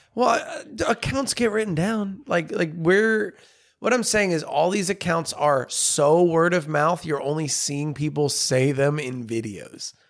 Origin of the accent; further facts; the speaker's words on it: United States; I'm American